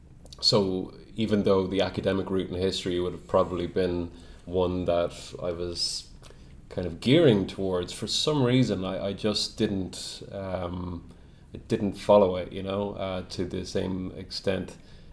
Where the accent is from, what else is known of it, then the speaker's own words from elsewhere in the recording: Kilkenny, Leinster, Ireland; We're actually from Kilkenny in the southeast.